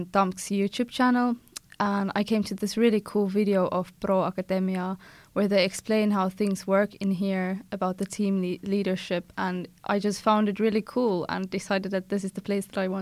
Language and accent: English; South Africa; moved away as an adult; now in Tampere, Finland; from South Africa